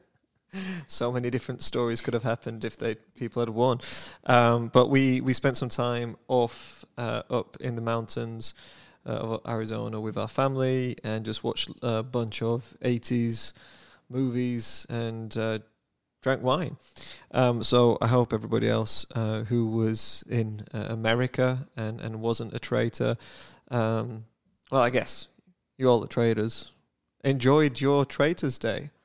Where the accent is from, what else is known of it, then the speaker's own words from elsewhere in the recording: United Kingdom; now in United States; I am British